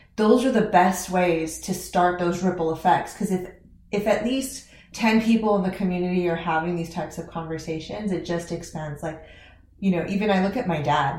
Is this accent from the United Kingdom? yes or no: no; Fresno, California, United States; I grew up in Fresno, California